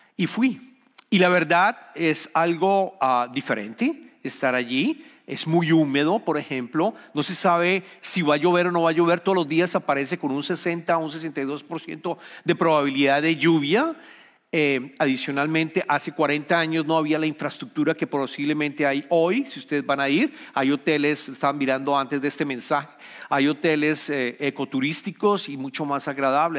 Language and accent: Spanish; Colombia; soy colombiano